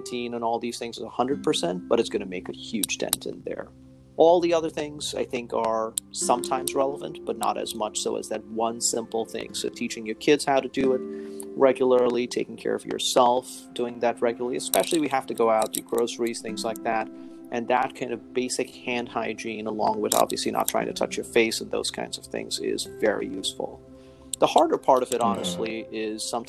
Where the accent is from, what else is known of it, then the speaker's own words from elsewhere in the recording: India; also born or lived in Chicago, United States; now in Newark, United States; I actually was born and raised in India originally, and then moved to Chicago, which is where I did my undergraduate medical school and residency training